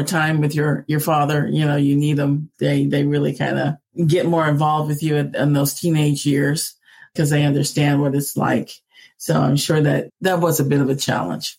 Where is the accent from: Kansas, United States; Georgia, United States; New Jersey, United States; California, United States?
California, United States; Oakland; also born or lived in Hayward, California; I grew up in Northern California, and I know people think it's two states. I was born in Oakland, California